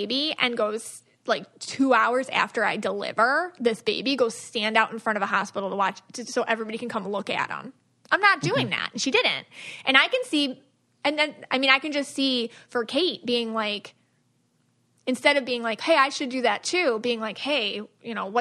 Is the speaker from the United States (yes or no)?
yes; United States; me being an American